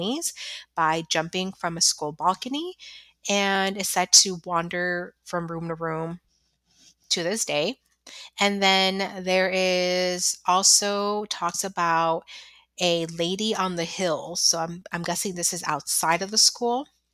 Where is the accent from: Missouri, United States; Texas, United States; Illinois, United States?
Illinois, United States; Chicago; moved away; I haven't set foot in my grammar school, which I'm originally from Chicago